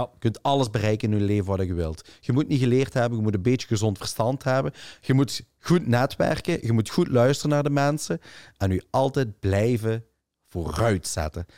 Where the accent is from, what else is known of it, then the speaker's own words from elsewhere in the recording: Limburg, Flanders, Belgium; ik ben van Limburg en ik ben er kei trots op